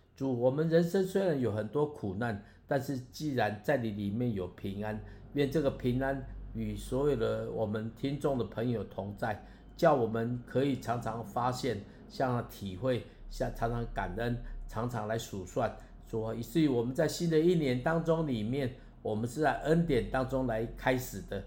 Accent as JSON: {"language": "Chinese", "country": "Taiwan", "said": "我是台湾人，我会讲台湾话"}